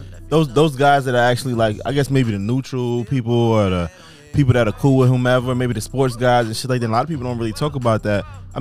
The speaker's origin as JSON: {"language": "English", "town": "New York City", "region": "New York", "country": "United States", "tie": "born or raised there"}